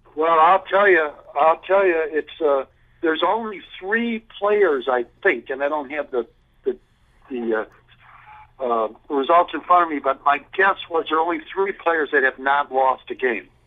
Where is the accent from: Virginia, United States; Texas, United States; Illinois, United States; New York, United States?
Illinois, United States; Chicago; I grew up in Chicago